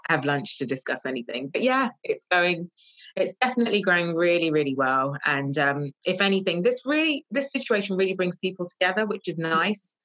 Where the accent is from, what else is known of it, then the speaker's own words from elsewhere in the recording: London, United Kingdom; moved away as an adult; now in Northamptonshire, United Kingdom; I am from London. I moved to Northamptonshire about two years ago